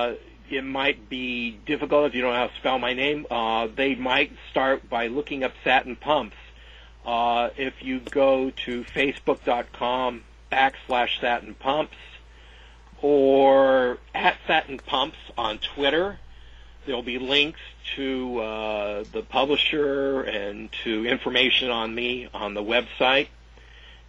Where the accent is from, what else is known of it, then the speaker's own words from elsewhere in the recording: Covina, California, United States; both Finch and I grew up in Covina